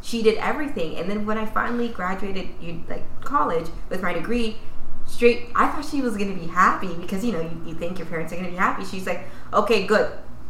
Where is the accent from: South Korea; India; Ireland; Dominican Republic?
Dominican Republic; they know. And where are you from? Dominican.